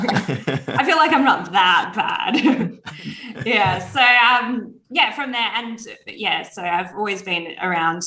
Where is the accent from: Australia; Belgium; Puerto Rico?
Australia; Perth, Western Australia; I grew up in Perth, and I grew up with a family